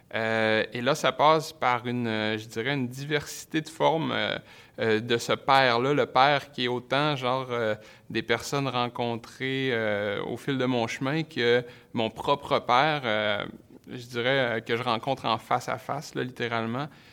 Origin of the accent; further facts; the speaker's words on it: Saguenay, Quebec, Canada; le rapport aussi au territoire saguenéen, je viens du Saguenay